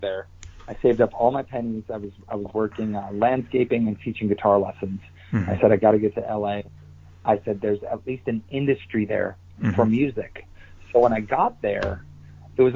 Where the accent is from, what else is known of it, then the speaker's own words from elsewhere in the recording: Wisconsin, United States; I grew up in Wisconsin